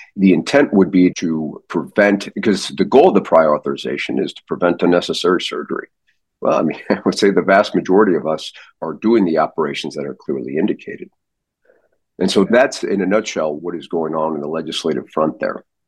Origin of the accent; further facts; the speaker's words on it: St. Louis, Missouri, United States; now in Arizona, United States; I grew up in St. Louis.